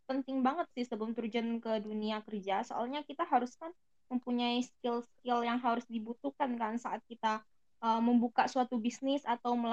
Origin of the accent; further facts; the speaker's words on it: Bangka Belitung Islands, Indonesia; uh, kalau aku sih dari Bangka Belitung ya oh